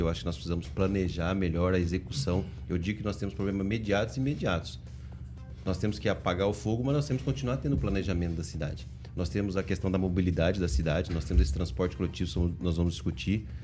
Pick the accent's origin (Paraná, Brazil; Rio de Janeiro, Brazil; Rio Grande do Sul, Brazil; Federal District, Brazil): Paraná, Brazil; Maringá; eu sou lá do Jardim Bertioga